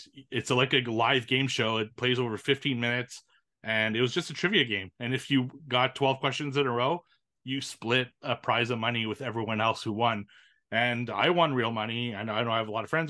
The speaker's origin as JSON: {"language": "English", "country": "Canada", "tie": "born or raised there", "said": "It's from my hometown"}